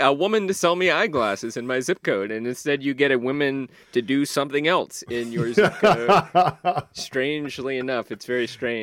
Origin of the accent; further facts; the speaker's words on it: Southern United States, United States; I mean, I grew up in the South, and like you would generally have a week where it was 100 degrees, and it would also be 98% humidity.